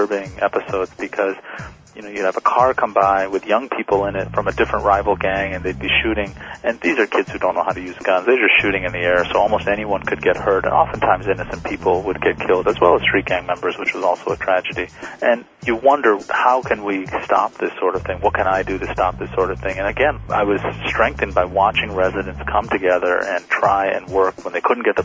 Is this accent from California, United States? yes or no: yes; California, United States; my community, when I grew up in California